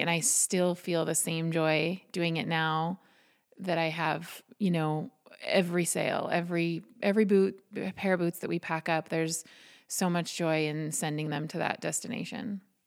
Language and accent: English; Butte, Montana, United States; now in Harrison, United States; I'm originally from Butte, um, so fifty miles from here. Um, born and raised